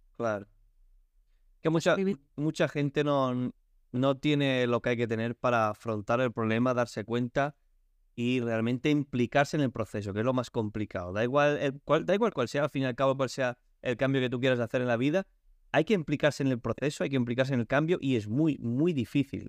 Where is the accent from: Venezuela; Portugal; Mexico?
Portugal; Spanish is a second language; now in Spain; yo soy portugués